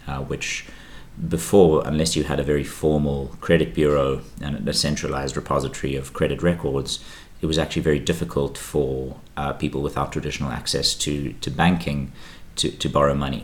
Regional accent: Johannesburg, Gauteng, South Africa; moved away as an adult; now in Barcelona, Spain; I was born in Johannesburg, in South Africa. I went to school there, lived there my whole life

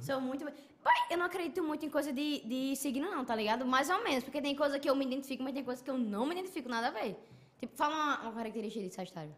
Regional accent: Parnamirim, Rio Grande do Norte, Brazil; nasci em Parnamirim, nordestino e tal

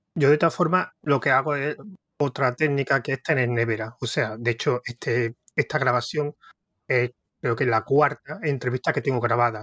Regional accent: Córdoba, Andalusia, Spain; se nota que soy córdoba

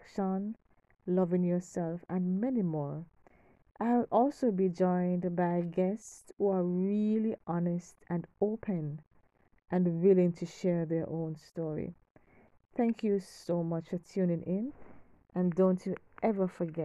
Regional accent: Kingston, Jamaica; I'm from Kingston, Jamaica

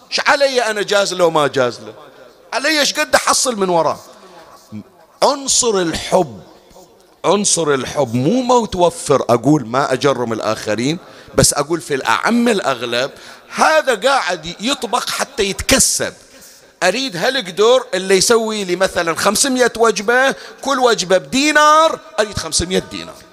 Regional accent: Bahrain; أحكي لك عندنا في البحرين

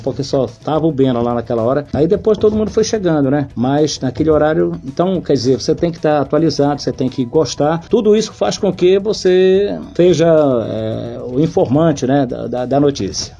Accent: Avenida Borges Leal, Pará, Brazil; bem ao lado da casa dos meus pais, onde eu nasci também, na Borges Leal

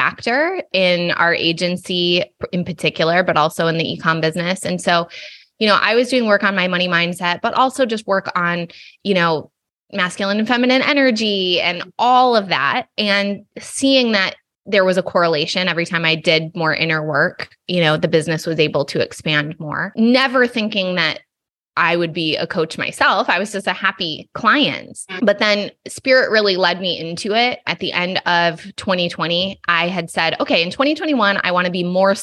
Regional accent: Allegan, Michigan, United States; moved away as an adult; now in California, United States; I grew up in Southwest Michigan, like Kalamazoo, Grand Rapids area

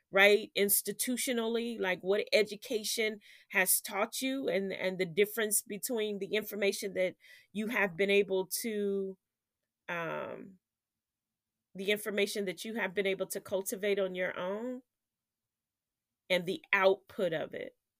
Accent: United States

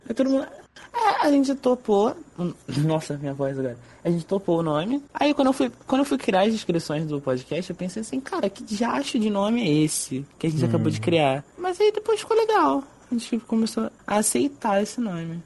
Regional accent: Rio de Janeiro, Brazil; accent: carioca; meu sotaque carioca

